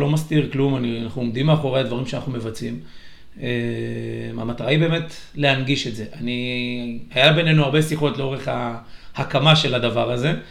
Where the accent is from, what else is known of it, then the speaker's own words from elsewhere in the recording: Yavne, Central District, Israel; גדלתי בדרור.